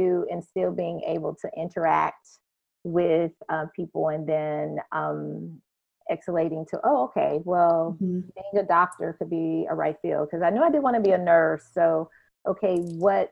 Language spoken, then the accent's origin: English; Shreveport, Louisiana, United States; now in Orlando, United States; I am from Louisiana, born and raised, a city in northwest corner of Louisiana, Shreveport